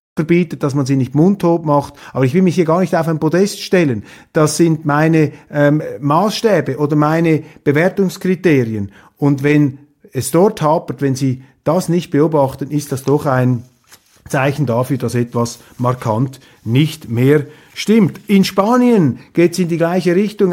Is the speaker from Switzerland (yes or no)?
yes; Switzerland; für mich als Schweizer